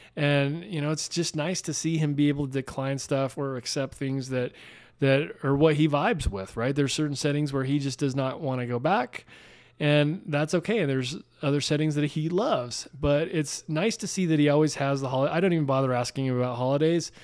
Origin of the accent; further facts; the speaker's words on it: Salt Lake City, Utah, United States; I grew up in Salt Lake City